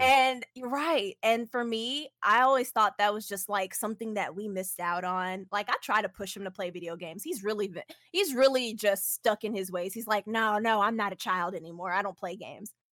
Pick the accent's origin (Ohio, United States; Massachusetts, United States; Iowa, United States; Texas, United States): Texas, United States; Houston; I'm from Space City